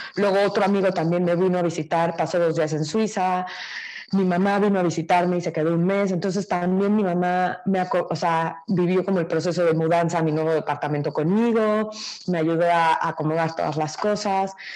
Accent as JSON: {"language": "Spanish", "country": "Mexico"}